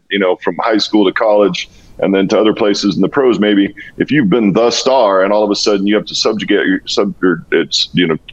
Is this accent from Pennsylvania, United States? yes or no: no; Walla Walla, Washington, United States; moved away as an adult; also born or lived in New England / Buffalo / Dallas; my little hometown, from Walla Walla, Washington